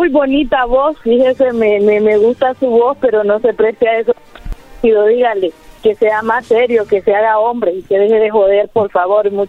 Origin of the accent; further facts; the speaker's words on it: Honduras; now in United States; Eh, una excursión allá en mi país bien, bien bonita.